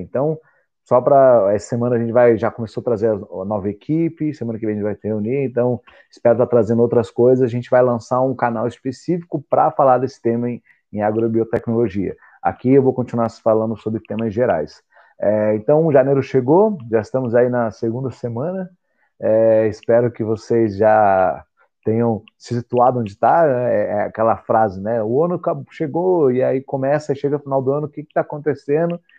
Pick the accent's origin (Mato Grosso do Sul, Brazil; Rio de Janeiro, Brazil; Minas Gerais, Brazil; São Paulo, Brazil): Mato Grosso do Sul, Brazil; moved away as an adult; also born or lived in Portugal; eu nasci no Mato Grosso do Sul